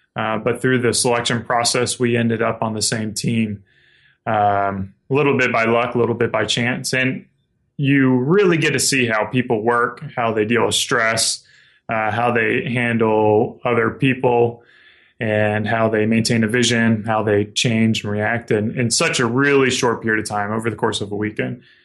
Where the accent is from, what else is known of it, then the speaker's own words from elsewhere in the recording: South Carolina, United States; moved away as an adult; now in Spokane, United States; I grew up in South Carolina and moved out here about five years ago